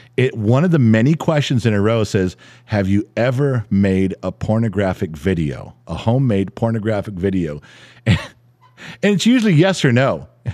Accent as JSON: {"language": "English", "town": "Los Angeles", "region": "California", "country": "United States", "tie": "born or raised there", "said": "growing up in the San Fernando Valley"}